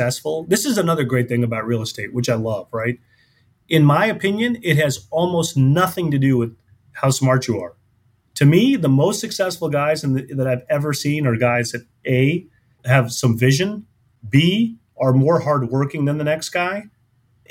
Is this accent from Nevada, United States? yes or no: no; Indianapolis, Indiana, United States; also born or lived in Cincinnati, Ohio; now in Tampa, United States; I grew up in Indianapolis, which is a great city, but it's a Midwestern town. Moved to Cincinnati. And then from Cincinnati, moved to Tampa, Florida.